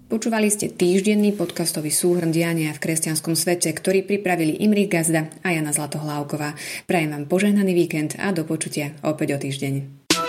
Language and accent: Slovak; Slovakia; u nás doma na Slovensku